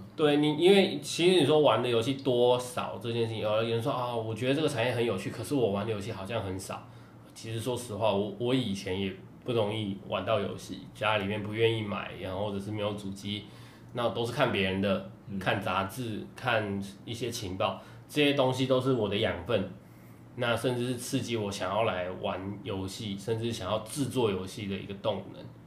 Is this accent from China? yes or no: no; Taiwan; 然后家里面台湾那个时候大部分还是会认为哇玩游戏是不好的事情